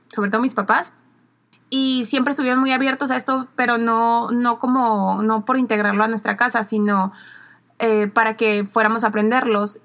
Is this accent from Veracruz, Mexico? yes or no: no; Mexicali, Baja California, Mexico; also born or lived in Madrid; somos de Mexicali, Baja California